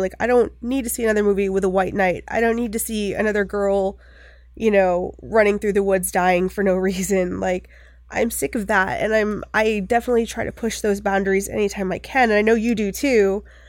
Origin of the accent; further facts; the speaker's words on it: Bucksport, Maine, United States; I grew up in Maine, there's not a lot to do there